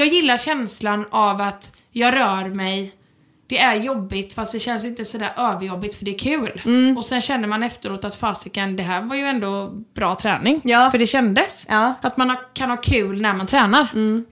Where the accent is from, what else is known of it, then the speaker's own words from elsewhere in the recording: Sweden; jag är ju verkligen svensk